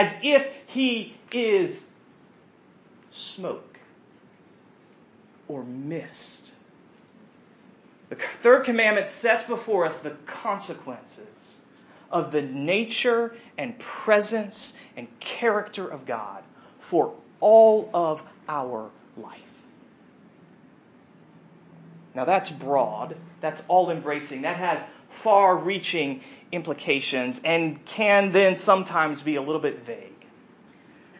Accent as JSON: {"language": "English", "country": "United States", "said": "we as American Christians"}